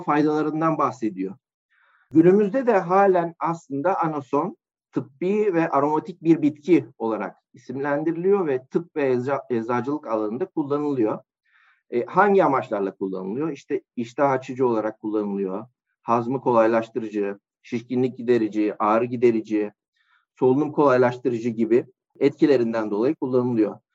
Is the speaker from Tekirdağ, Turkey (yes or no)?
yes; Malkara, Tekirdağ, Turkey; moved away as an adult; also born or lived in Adana; 1986 Tekirdağ Malkara doğumluyum. Liseye kadar e, Tekirdağ Malkara'da ikamet ettim